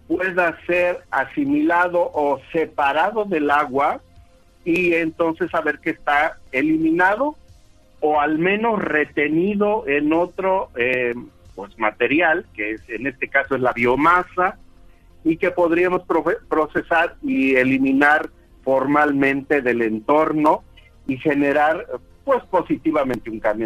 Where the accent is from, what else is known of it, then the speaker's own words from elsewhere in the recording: Mexico; como mexicanos